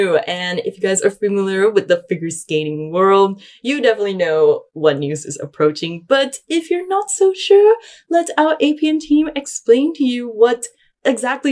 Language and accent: English; Malaysia; growing up in Malaysia